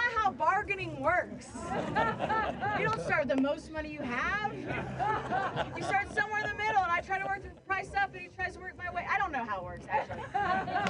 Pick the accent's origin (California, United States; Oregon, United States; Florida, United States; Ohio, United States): Ohio, United States; moved away; also born or lived in San Francisco; I grew up with lesbian parents in Ohio